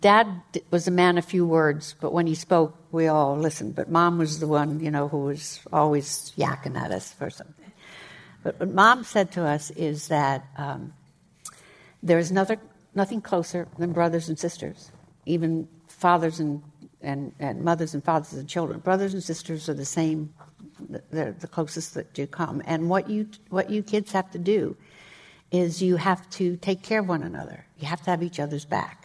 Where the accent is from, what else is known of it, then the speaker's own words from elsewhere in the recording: Scranton, Pennsylvania, United States; also born or lived in Boston, Massachusetts; we live in Scranton. My brother Joe was born in Scranton. I was born in Boston. My parents had moved back